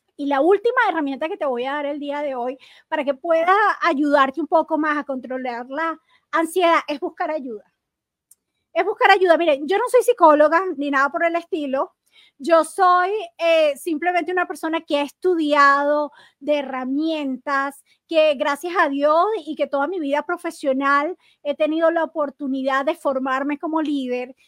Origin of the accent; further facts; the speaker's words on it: Venezuela; moved away; cuando yo estaba en Venezuela